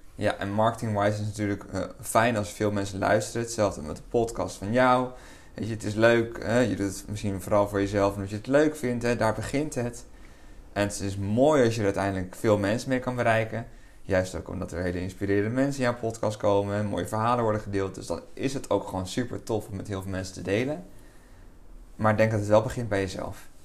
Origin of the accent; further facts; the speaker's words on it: Lelystad, Flevoland, Netherlands; ik kom uit Lelystad. Daar eh, woon ik al mijn hele leven. ben ik opgegroeid en ook geboren